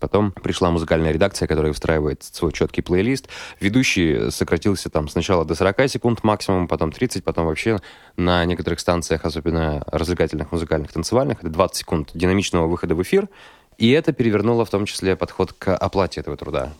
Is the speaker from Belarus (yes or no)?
no; Kirov, Kirov Oblast, Russia; я родом из Кирова